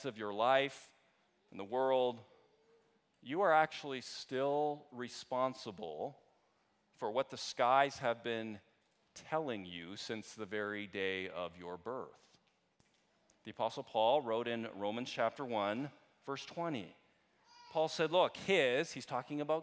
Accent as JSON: {"language": "English", "country": "Canada", "said": "I'm Canadian"}